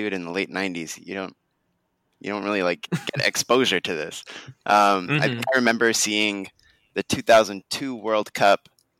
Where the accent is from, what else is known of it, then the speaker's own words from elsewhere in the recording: United States; So my mom and her side of the family are from Manchester, and growing up in America